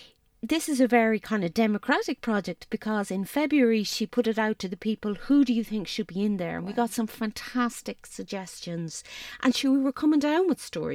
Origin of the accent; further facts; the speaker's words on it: Tralee, Munster, Ireland; it was a gras that went right back to my childhood, because I'm from Tralee